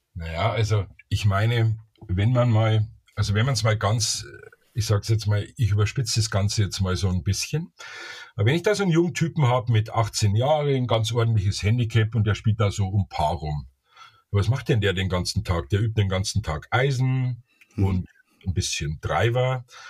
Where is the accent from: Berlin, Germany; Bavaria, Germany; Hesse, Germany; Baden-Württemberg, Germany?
Bavaria, Germany; Ich bin ja Bayer